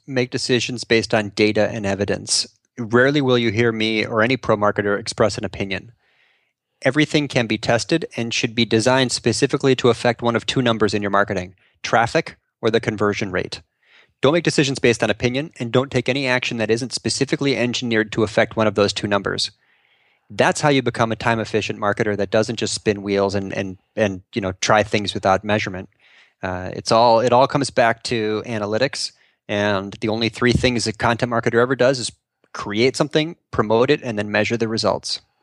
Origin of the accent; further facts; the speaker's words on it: North Shore, Illinois, United States; I grew up on the North Shore.